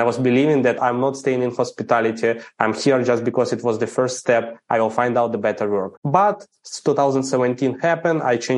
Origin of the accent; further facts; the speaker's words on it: Ukraine; English is a second language; I'm Ukrainian. I grew up in Ukraine, never been abroad, didn't speak English, had no clue anything about what's happening in other countries. Grow up in the average family.